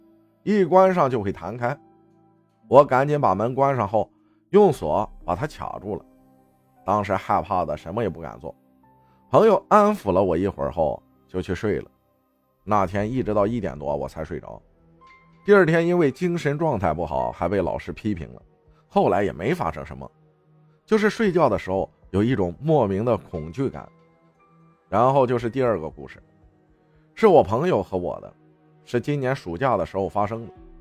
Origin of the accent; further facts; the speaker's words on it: Shandong, China; 我是一个山东人，可能一些句子大家会听不懂，所以理解一下。